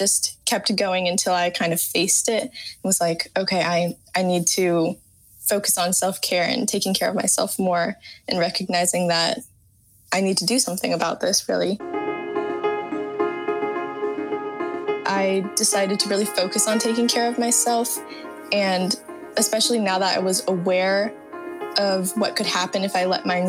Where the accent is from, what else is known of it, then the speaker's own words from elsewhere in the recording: San Carlos, California, United States; I'm 18 and I'm from San Carlos, California